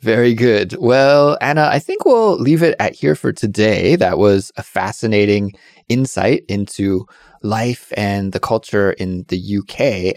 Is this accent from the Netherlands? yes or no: no; Canada; now in Korea; my home country of Canada